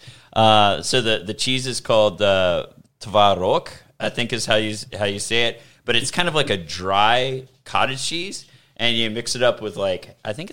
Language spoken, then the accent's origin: English; Alabama, United States; now in Texas, United States; I grew up in the South, the real South, you know, like Alabama